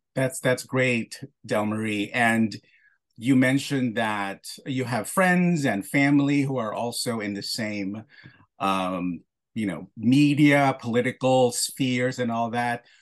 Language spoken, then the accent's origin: English; Philippines; I was born in the Philippines and, uh, you know, I, I come from a very close-knit family. And what I was taught growing up is that I should be humble